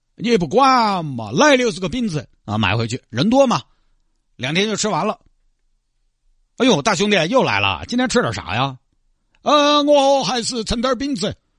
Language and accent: Chinese; Santai, Sichuan, China; moved away as an adult; now in Mudanjiang, China; 我是三台的